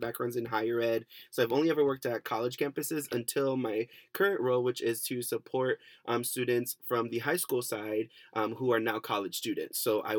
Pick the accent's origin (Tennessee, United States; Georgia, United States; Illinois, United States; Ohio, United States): Ohio, United States; Cleveland; now in California, United States; I am originally from Cleveland, Ohio. Shout out to C-Town.